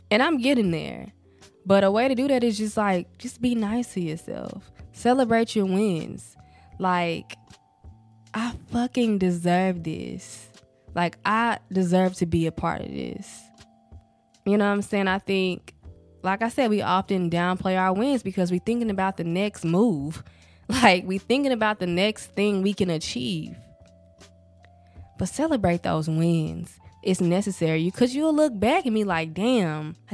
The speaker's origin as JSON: {"language": "English", "region": "the South", "country": "United States", "accent": "southern, country", "said": "I really can hear the southern, the countryness of my accent"}